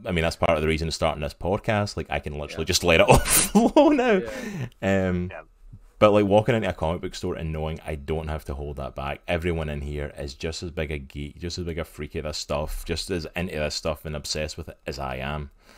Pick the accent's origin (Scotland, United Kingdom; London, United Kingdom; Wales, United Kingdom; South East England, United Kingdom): Scotland, United Kingdom; Growing up in Scotland